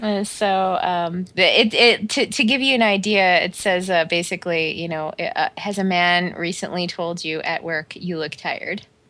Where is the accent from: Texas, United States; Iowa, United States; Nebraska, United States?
Nebraska, United States; Omaha; We grew up in Omaha, fucking Nebraska